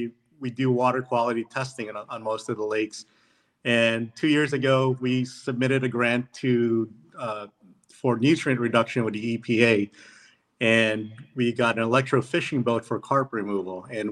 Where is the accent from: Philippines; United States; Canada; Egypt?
Philippines; born there; And I was born in the Philippines, and they said that was good enough to be on the team.